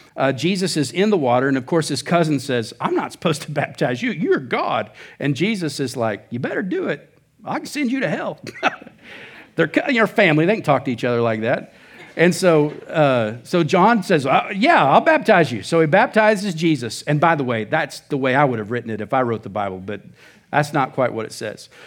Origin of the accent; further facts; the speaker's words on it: Oklahoma, United States; moved away as an adult; now in Surprise, United States; I'm from Oklahoma.